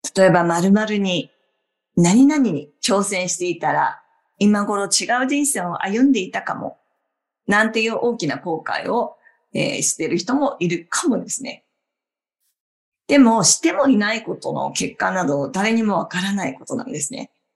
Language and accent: Japanese; Obihiro, Hokkaido, Japan; moved away as an adult; now in New York, United States; 地元は北海道の帯広の日本から24年前にニューヨークに移って住むのを決めて